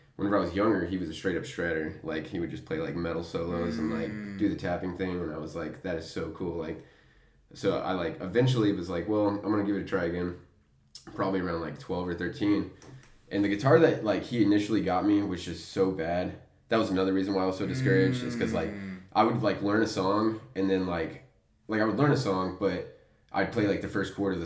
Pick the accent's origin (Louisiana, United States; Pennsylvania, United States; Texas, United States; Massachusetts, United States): Texas, United States; Amarillo; I'm born and raised in Amarillo, Texas